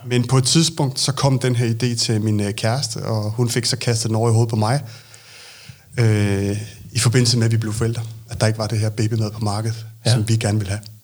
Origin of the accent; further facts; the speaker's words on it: Lolland, Zealand, Denmark; moved away; also born or lived in Copenhagen; jeg er født på Lolland, men øh, har boet mange år i København